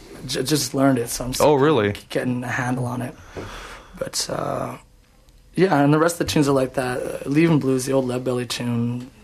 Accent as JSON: {"language": "English", "town": "Edmonton", "region": "Alberta", "country": "Canada", "moved": "as an adult", "lives_now": "Vancouver, Canada", "said": "I came from Edmonton. I'd been a busker there for a number of years, about 13 years."}